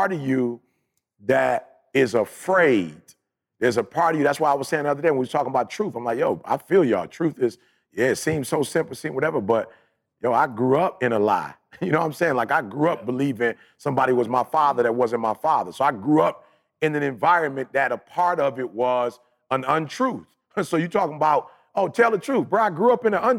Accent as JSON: {"language": "English", "town": "Chicago", "region": "Illinois", "country": "United States", "moved": "yes", "said": "I'm from Chicago"}